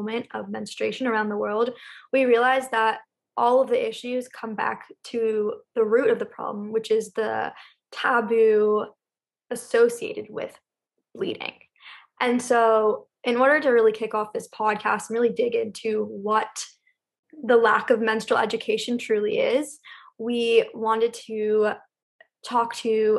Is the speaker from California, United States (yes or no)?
yes; Los Angeles, California, United States; I grew up in Los Angeles